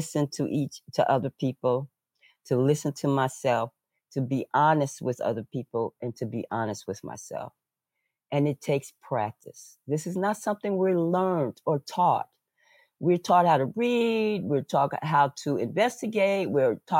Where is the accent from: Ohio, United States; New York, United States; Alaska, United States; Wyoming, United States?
New York, United States; I was born in New York in a large talking, loud talking family.